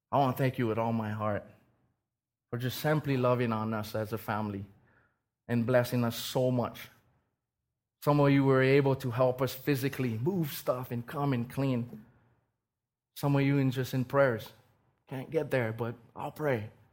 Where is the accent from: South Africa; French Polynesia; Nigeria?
French Polynesia; Raiatea, Leeward Islands; moved away; I was born and raised in Tahiti. And this little island called Rayatea